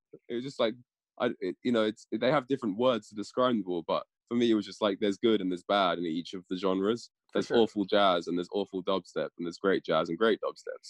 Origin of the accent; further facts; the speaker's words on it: London, United Kingdom; I grew up in London, right in the city, so in a big melting pot of tons of different styles and people and genres and culture and everything was all kind of there.